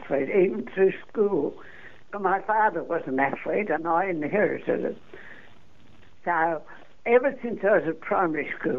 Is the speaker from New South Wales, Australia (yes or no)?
yes; New South Wales, Australia; I come from New South Wales. I'm not a Queenslander.